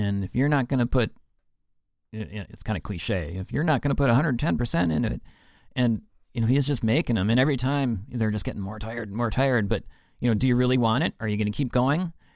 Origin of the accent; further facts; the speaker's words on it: Minnesota, United States; we are in Minnesota. We're from Minnesota